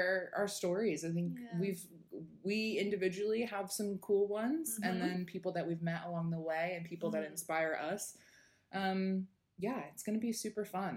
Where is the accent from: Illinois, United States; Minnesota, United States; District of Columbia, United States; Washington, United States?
Washington, United States; Sammamish; moved away as an adult; now in Melbourne, Australia; I am from the United States. I am from Seattle. Yeah, a suburb outside of Seattle called Sammamish.